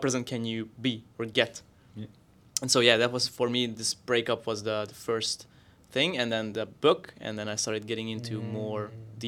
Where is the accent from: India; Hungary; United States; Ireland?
Hungary; English is a second language; moved away as an adult; now in Austria; I moved from Hungary to Austria, and I started opening up, started meeting new people, also different cultures